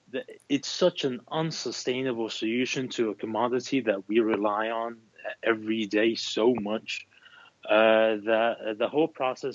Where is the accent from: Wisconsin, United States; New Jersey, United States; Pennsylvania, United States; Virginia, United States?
Pennsylvania, United States; Philadelphia; Yeah, that is correct. I'm from Philadelphia.